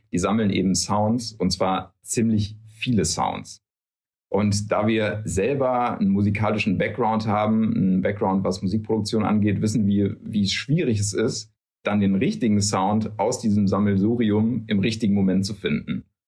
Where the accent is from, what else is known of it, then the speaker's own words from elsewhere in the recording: Darmstadt, Hesse, Germany; moved away as an adult; now in Cologne, Germany; kommen aber gebürtig eigentlich aus Hessen, aus Südhessen. Bastian aus äh, Wiesbaden, ich aus Darmstadt